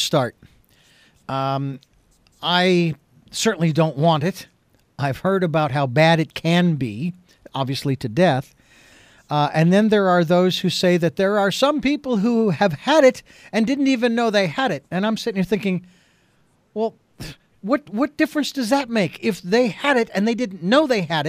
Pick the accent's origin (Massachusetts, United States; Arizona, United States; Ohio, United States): Arizona, United States; moved away as an adult; now in California, United States; I'm a native Arizonan. I was born and raised in Arizona. Moved to California in 2006.